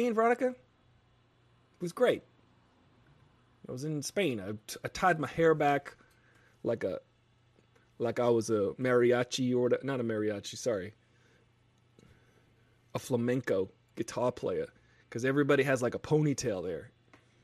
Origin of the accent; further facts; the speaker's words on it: United States; I'm American.